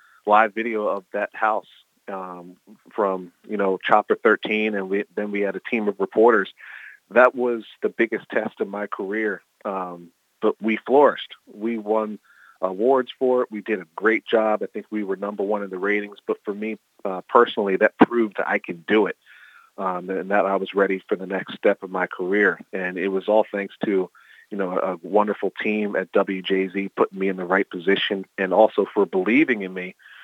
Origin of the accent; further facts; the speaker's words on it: Philadelphia, Pennsylvania, United States; I grew up in the Philadelphia market